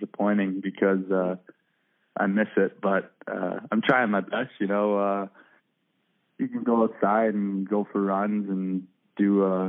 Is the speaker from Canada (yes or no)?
yes; Halifax, Nova Scotia, Canada; moved away as an adult; also born or lived in St. Catharines, Ontario; Growing up in Halifax, you know, as a kid